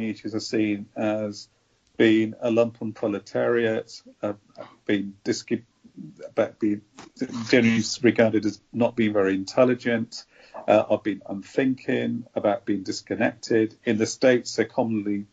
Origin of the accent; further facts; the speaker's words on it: Birmingham, West Midlands, United Kingdom; my lived experiences of growing up in Birmingham